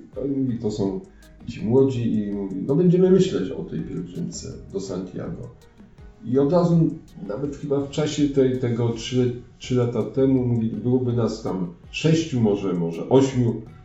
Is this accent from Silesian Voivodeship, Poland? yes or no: yes; Grodziec, Silesian Voivodeship, Poland; jestem z Grodźca, będzie na Grodźca z parafii świętej Katarzyny Aleksandryjskiej